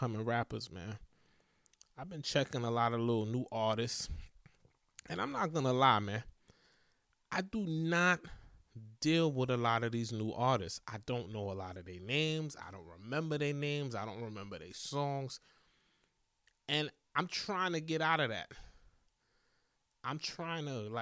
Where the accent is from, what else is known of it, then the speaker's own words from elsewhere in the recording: East Coast, United States; I'm from the East Coast